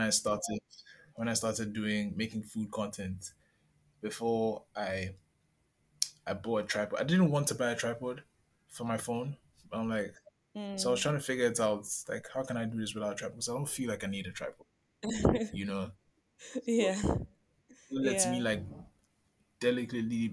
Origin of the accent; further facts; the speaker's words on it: Accra, Greater Accra, Ghana; I'm a pretty modern Ghanaian kid, you know, grew up, born and raised in Accra